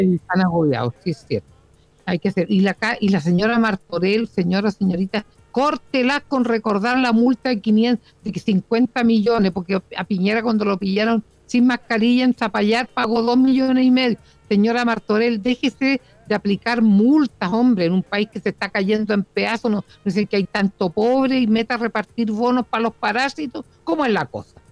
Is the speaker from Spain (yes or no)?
no; Chile; como chilenos